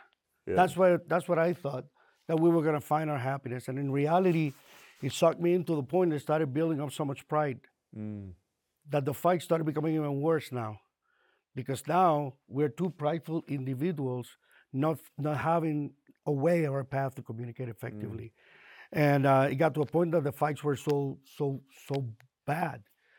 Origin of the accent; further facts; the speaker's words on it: Puerto Rico; moved away as an adult; now in Miami, United States; we moved from Puerto Rico to Miami to run a family business. Left behind friends, family, and I started feeling very alone.